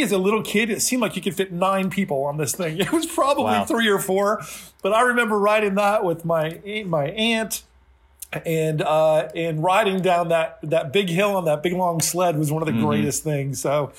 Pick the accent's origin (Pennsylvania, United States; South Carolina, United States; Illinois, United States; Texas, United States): Pennsylvania, United States; also born or lived in New Jersey; Yeah. So yeah, I grew up in Eastern Pennsylvania in New Jersey when I was in grade school, elementary school.